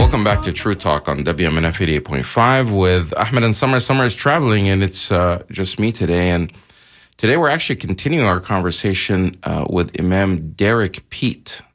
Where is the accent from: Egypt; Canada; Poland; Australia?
Egypt; now in United States; I also happen to be Egyptian. Uh, I'm all those different things, um, uh, as also being an American and Muslim. Um, my citizenship is American. I was born in Egypt. Now I'm here